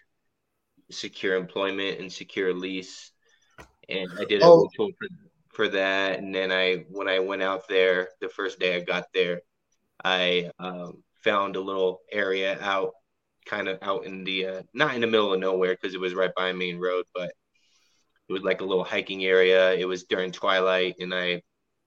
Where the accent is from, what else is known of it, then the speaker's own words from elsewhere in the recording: Southern California, United States; I grew up in SoCal, so I'm used to the heat